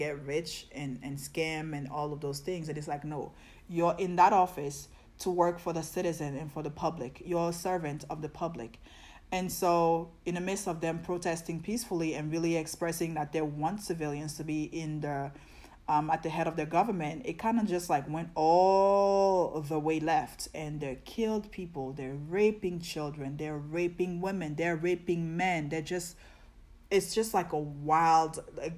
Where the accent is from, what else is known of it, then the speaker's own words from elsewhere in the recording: Côte d’Ivoire; moved away; also born or lived in New York; I'm West African, like I'm from Ivory Coast, Cote d'Ivoire